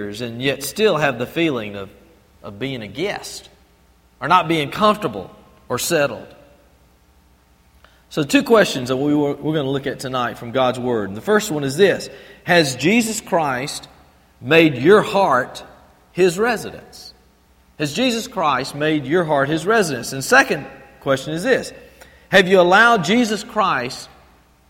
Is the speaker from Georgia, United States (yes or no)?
yes; Albany, Georgia, United States; also born or lived in Fort Benning / Panama Canal Zone; I grew up over in Albany and had lived there for many, many years.